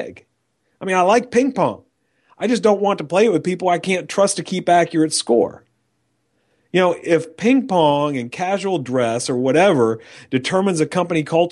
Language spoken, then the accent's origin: English; New York, United States; moved away as an adult; now in Texas, United States; I grew up in New York